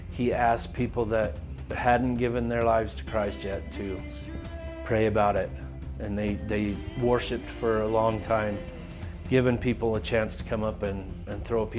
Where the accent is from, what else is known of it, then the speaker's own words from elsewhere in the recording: Salt Lake City, Utah, United States; I was raised here in Salt Lake City. I was raised in an LDS family.